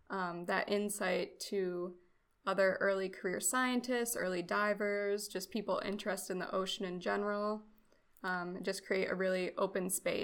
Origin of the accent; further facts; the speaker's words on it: Rochester, New York, United States; moved away as an adult; now in Vero Beach, United States; I go by she, her pronouns. I was born near Buffalo in Rochester, New York, so Western New York. And then I moved down to Vero Beach, Florida. And that's where I'm currently at for my master's degree.